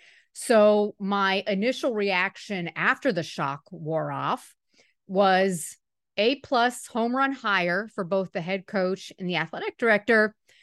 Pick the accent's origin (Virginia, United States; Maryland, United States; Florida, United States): Florida, United States; Miami; I'm from Miami.